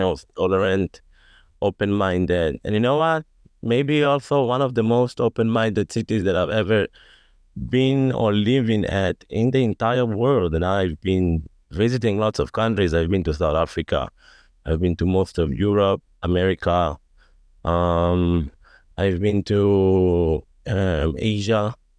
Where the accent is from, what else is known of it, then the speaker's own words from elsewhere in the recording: Tel Aviv, Tel Aviv District, Israel; I live in Tel Aviv. I grew up in Tel Aviv. Grew up and raised in Tel Aviv.